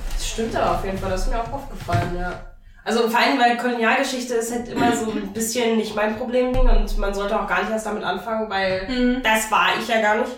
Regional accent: Italy; German is a second language; now in Germany; ich als Italienerin

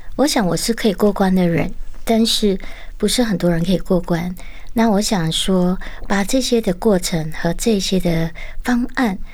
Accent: Malacca, Malaysia; moved away as an adult; also born or lived in Kuala Lumpur, Malaysia / Thailand; 我出生在马来西亚，嗯。呃，其实过后呢，就二十岁我是离乡背井马六甲，然后到吉隆坡去求学，嗯。那二十三岁去泰国

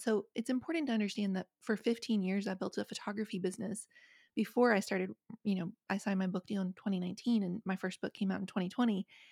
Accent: Appalachia, West Virginia, United States; I grew up in West Virginia, I grew up in Appalachia

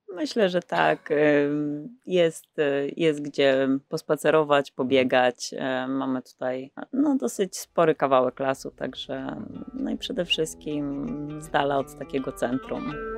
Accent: Pabianice, Łódź Voivodeship, Poland; Pochodzę z Pobianic, to mhm. też takie małe miasto, może nie takie małe, e, pod Łodzią

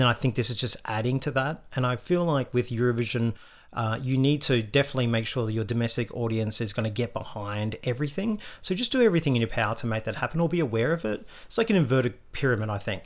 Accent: Australia

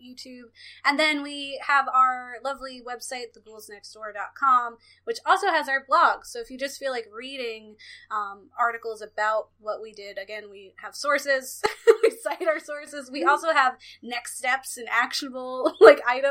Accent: Philadelphia, Pennsylvania, United States; I'm a vegan from Philadelphia

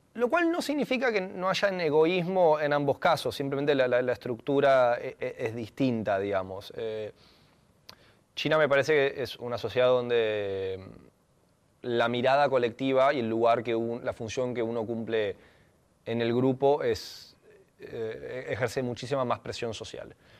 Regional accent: Argentina; siendo occidental, siendo latino, siendo argentino

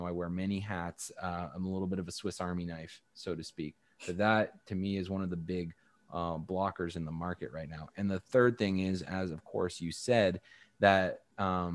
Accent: Canada; I'm Canadian

